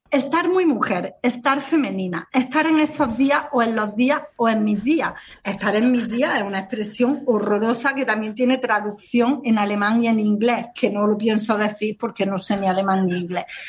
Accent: Granada, Andalusia, Spain; accent: Granada; con acento de Granada

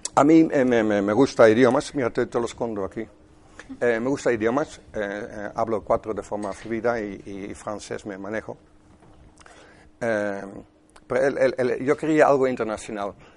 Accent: Netherlands; Spanish is a second language; moved away; Soy holandés, de 57 años

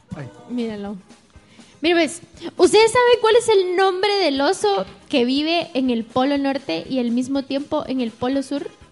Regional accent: Guatemala; nosotros como chapines decimos de show

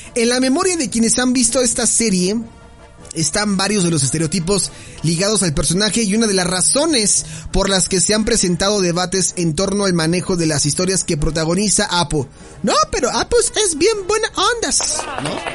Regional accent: Mexico; nosotros siendo como mexicanos

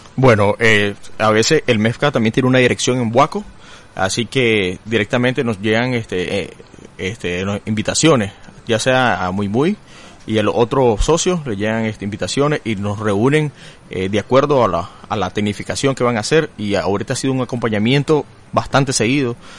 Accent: Matagalpa, Nicaragua; soy de Matagalpa

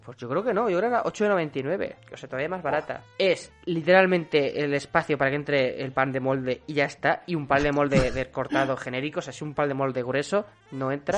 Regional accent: Castilla-La Mancha, Spain; Los de pueblo somos realmente más puramente manchegos

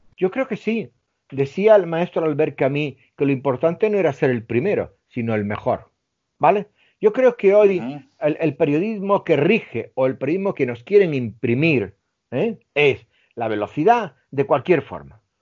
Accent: Melilla, Spain; moved away; soy del norte de África, me he criado con judíos, eh, con hindúes, eh, con musulmanes

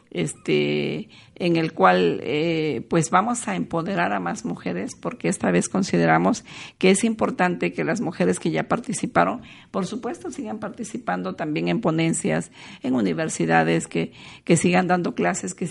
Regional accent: Oaxaca, Mexico; De nuestra cultura, de que somos mujeres oaxaqueñas y que con mucho orgullo y garbo debemos portar lo que tenemos.

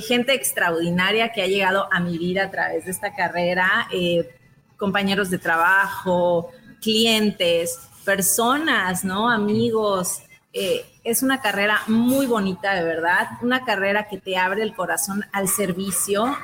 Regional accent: Mexico; como mexicanos

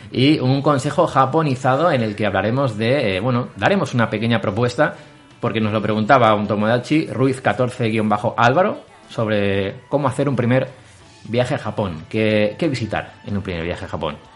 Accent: Argentina; Soy bailador flamenco. Anda. Es mi profesión. Ya hace casi 25 años. Y sí, soy argentino y bailador.

